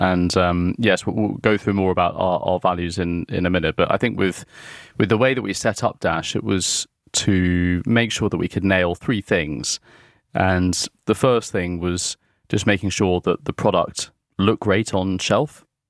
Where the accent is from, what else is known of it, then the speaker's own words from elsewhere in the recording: South East England, United Kingdom; Yeah, I grew up in West Sussex, surrounded by rolling hills, the South Downs, beautiful fields around dairy farms.